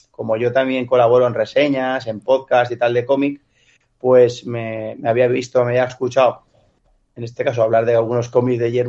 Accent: Valencian Community, Spain; un domingo, como valenciano, en la paella, eh, mi padre sacó el tema

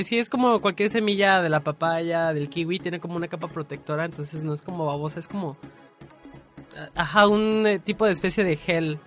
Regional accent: Mexico; por comer en la calle como buen mexicano

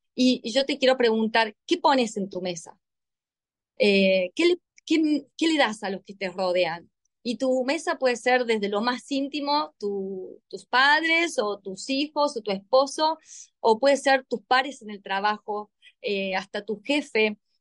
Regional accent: Córdoba, Argentina; yo soy argentina, 100% argentina, muy cordobesa

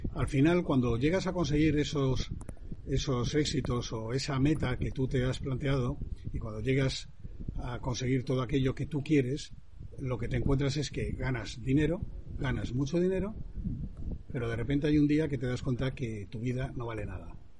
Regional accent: Santander, Cantabria, Spain; moved away as an adult; also born or lived in London; yo soy español y, nací en Santander.

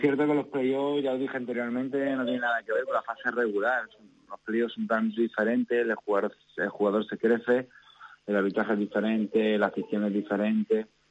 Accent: Melilla, Spain; los que somos de Melilla

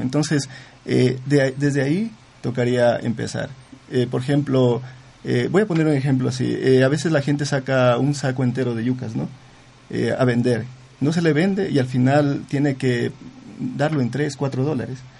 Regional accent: Zamora-Chinchipe, Ecuador; yo soy de Zamora

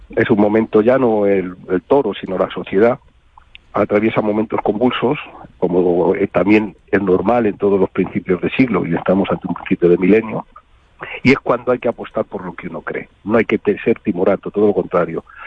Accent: Madrid, Community of Madrid, Spain; nosotros somos madrileños, yo me he hecho aficionado en Madrid, cuando era pequeño

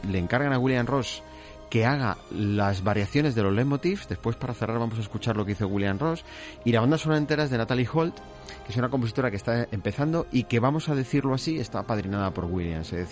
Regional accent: Basque Country, Spain; Y para adentro, que soy vasco.

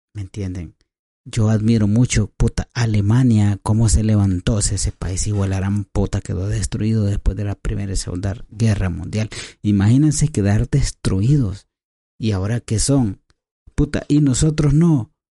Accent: El Salvador; Somos salvadoreños, somos hermanos

